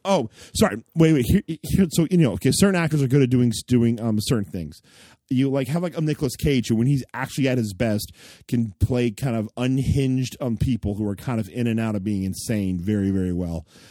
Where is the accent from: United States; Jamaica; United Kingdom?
United States; we, as American Christians